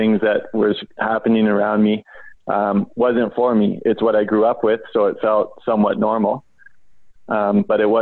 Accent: Vancouver, British Columbia, Canada; I grew up in East Vancouver, in one of the, rougher neighborhoods in the city.

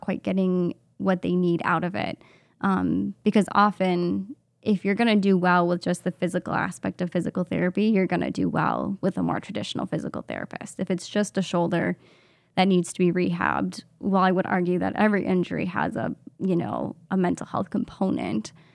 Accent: Minnesota, United States; also born or lived in Madison, Wisconsin; I grew up here in Minnesota, just in a suburb of the Twin Cities

